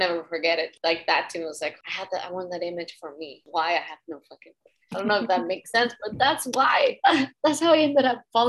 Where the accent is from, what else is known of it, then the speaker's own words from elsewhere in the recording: Mexico; as you just said, I'm from Mexico, so a lot of the culture, it was like the novelas and things like that.